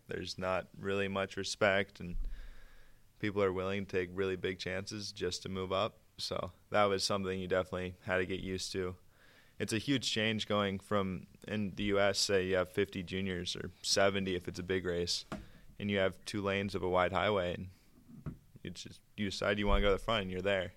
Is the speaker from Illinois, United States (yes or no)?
no; Durango, Colorado, United States; I'm seventeen, from Durango, Colorado.